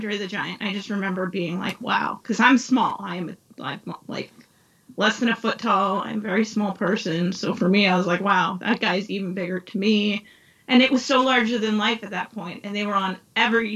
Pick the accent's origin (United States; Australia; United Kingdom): United States; East Coast; moved away as an adult; I was raised on the East Coast